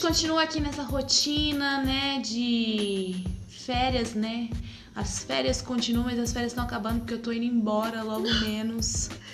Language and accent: Portuguese; Bonfim Paulista, São Paulo, Brazil; aqui do lado da minha cidade, em Bonfim, Paulista